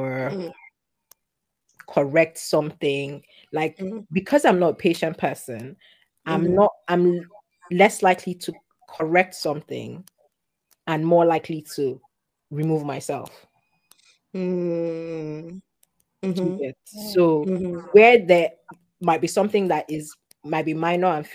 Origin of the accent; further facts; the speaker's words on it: Lagos, Nigeria; my fellow Lagosian Nigerians at home in my family